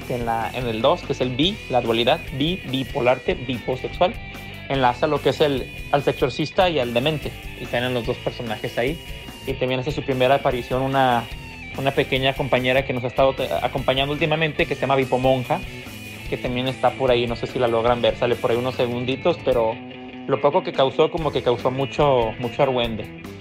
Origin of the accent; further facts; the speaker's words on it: Jalisco, Mexico; now in Los Angeles, United States; somos originarios de Tunalguilla, Jalisco, México